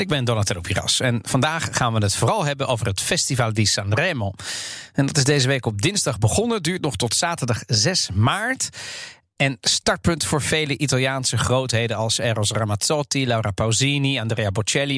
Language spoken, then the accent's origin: Dutch; The Hague, South Holland, Netherlands; ik ben opgegroeid in Den Haag